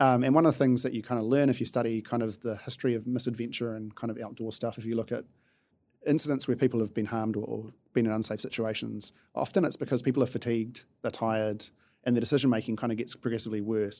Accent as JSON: {"language": "English", "country": "New Zealand", "said": "being a New Zealander is it's great from a lifestyle perspective"}